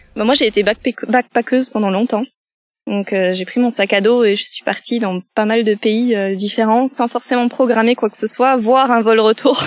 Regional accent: France; Je suis originaire de Coneille, un petit village à côté de Pérorat

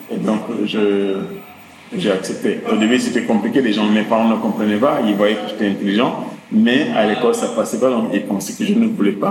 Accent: Dakar, Senegal; J'ai grandi ici à la Médina, à Soumédium.

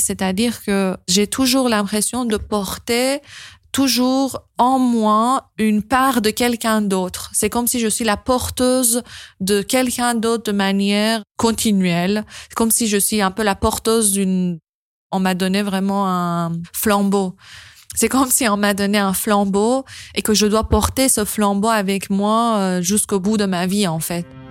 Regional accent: Iran; moved away; quand j'ai quitté l'Iran

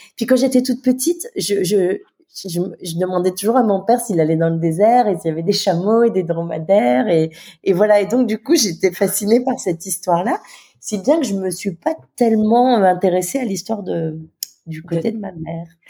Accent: Nouméa, South Province, New Caledonia; also born or lived in Mont-Dore, New Caledonia / Paris, France / Lille, France; calédonienne, donc je suis née à Nouméa

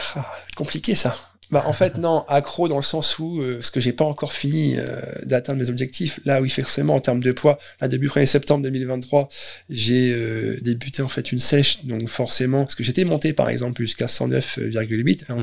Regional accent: Caen, Normandy, France; je suis d'origine de Caen

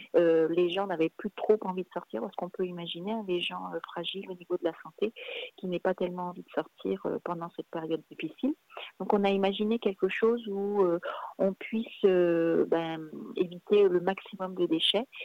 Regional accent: Brittany, France; moved away as an adult; also born or lived in Paris; je suis née en Bretagne, donc, euh, et j'ai vécu en Bretagne jusqu'à l'âge de mes, attendez, 20 ans à peu près

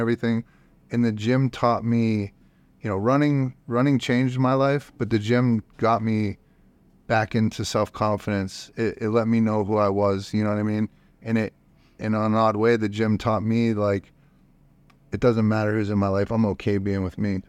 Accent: Youngstown, Ohio, United States; now in Austin, United States; I'm from Youngs-, Youngstown, Ohio

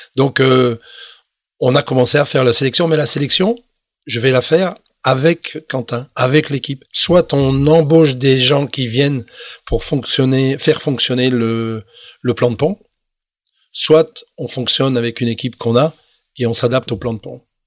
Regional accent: Belgium; moved away as an adult; also born or lived in Toronto, Canada / Montreal, Canada / Quebec City, Canada; je suis rentré chez moi en Belgique

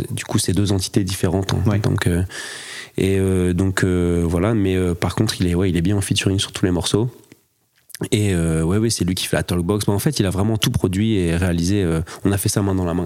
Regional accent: north of France, France; je suis saxophoniste originaire du nord de la France

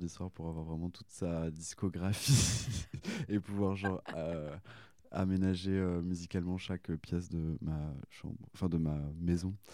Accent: Annemasse, Auvergne-Rhône-Alpes, France; de base je suis de Haute-Savoie euh, vers anne euh, Annemasse

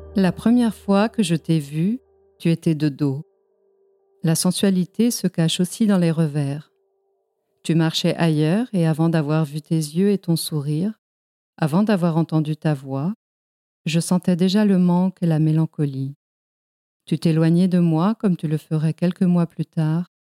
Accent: Mexico; also born or lived in Spain; now in Lyon, France; Je suis moi-même née en Espagne, et j'ai grandi au Mexique

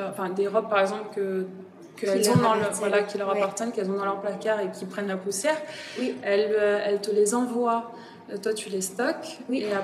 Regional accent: Wimereux, Hauts-de-France, France; moved away as an adult; also born or lived in Paris; now in Lille, France; je suis de, du Pas-de-Calais, de Vimoreux.

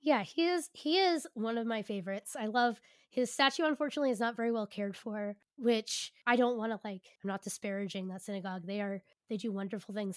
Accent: United States; also born or lived in Philadelphia

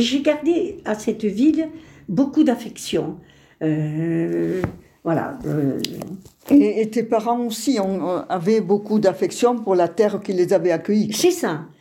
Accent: Tarbes, Occitania, France; first language Spanish; French is a second language; Je suis née à Tarbes

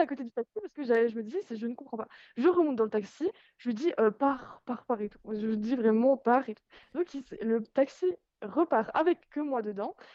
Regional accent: France; en tant que Française

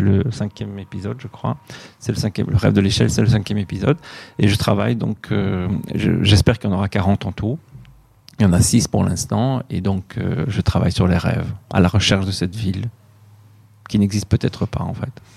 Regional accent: Belgium; moved away; also born or lived in Ouarzazate, Morocco; je suis belge

